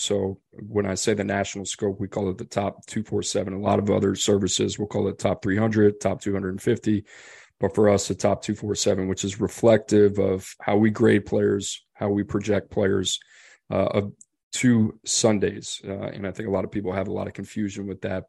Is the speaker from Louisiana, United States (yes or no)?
yes; New Orleans, Louisiana, United States; I grew up in New Orleans